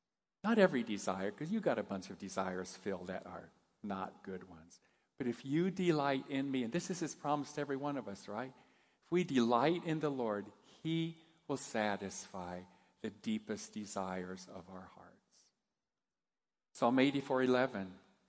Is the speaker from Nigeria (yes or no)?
no; Japan; As most of you know, I grew up in Japan. My folks were missionaries.